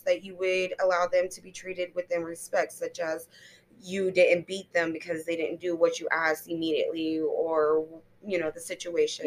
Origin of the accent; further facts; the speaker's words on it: Florida, United States; born and raised in Florida, and I've never even left the state of Florida